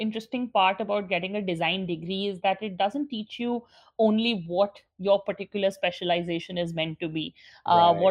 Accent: New Delhi, Delhi, India; moved away as an adult; now in Dubai, United Arab Emirates; I grew up in New Delhi, India

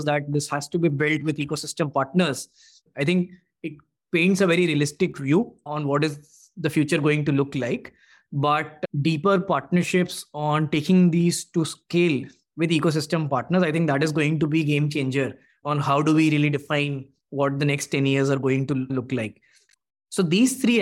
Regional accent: Bhopal, Madhya Pradesh, India; me and my co-founder, we were born and brought up in Bhopal.

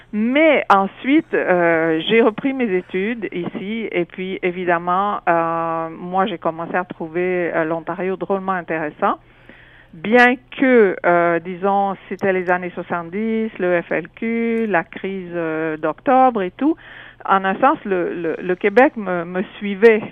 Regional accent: French-speaking Switzerland, near Sierre, Valais, Switzerland; moved away as an adult; also born or lived in Nigeria / Montreal, Canada; now in Toronto, Canada; je viens de Suisse

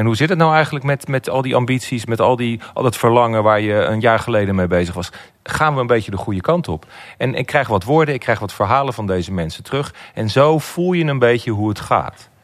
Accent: Netherlands; als Nederlanders

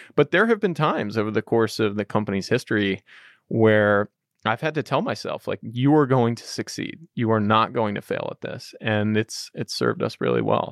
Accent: Texas, United States; I grew up in Texas

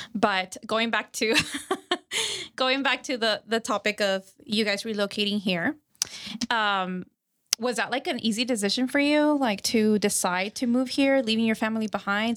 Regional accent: Texas, United States; I'm from Texas

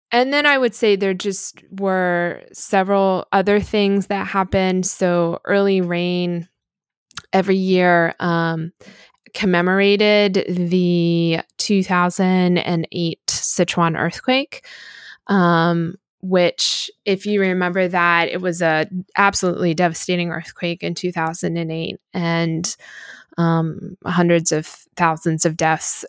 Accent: United States; as an American

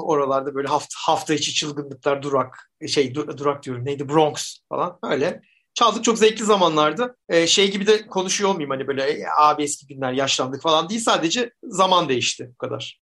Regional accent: Zonguldak, Turkey; Taşra'da büyüdüm Zonguldak'ta.

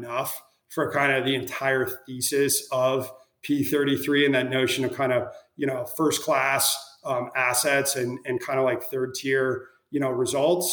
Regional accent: Minnesota, United States; now in Chicago, United States; I was born and raised in Minnesota

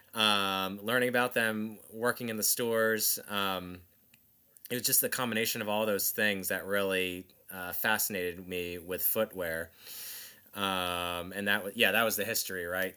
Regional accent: New Jersey, United States; where I grew up in South Jersey, there was a Nike office

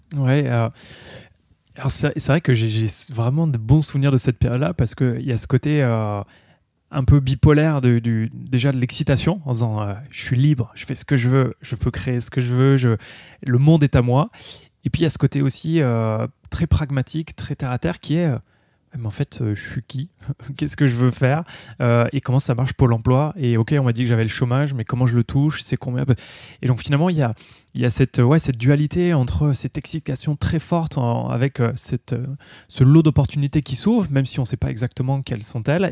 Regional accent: Vosges, Grand Est, France; je suis originaire euh, de l'Est, je suis vosgien d'origine

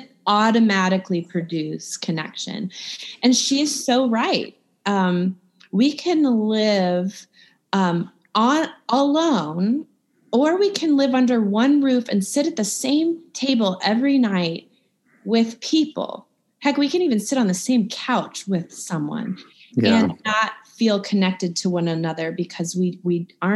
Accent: Midwest, United States; now in Georgia, United States; I'm from the Midwest

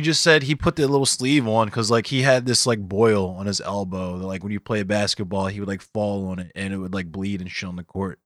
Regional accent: Arbutus, Maryland, United States; I'm from Arbutus

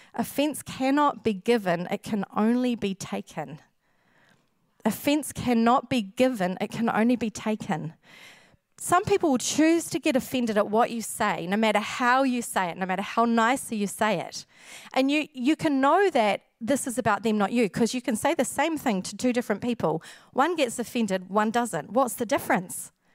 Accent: New Zealand; we, a lot of Kiwis

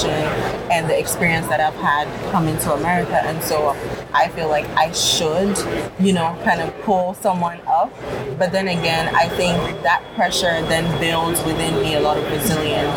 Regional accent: Ghana; moved away; I grew up in Ghana.

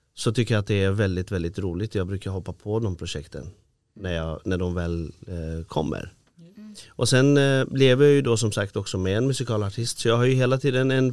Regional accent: Iran; now in Sweden; jag är ju från Iran från början då

